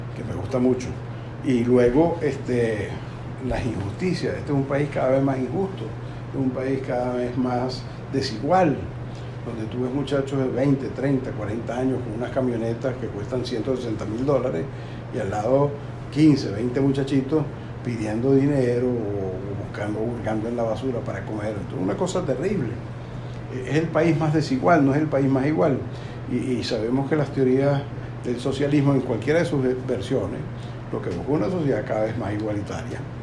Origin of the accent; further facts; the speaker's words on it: Venezuela; also born or lived in Uruguay; yo como buen venezolano